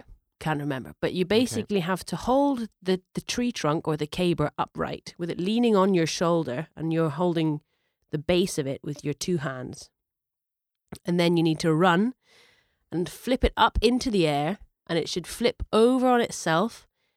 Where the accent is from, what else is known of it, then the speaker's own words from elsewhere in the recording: Scotland, United Kingdom; from my home and native land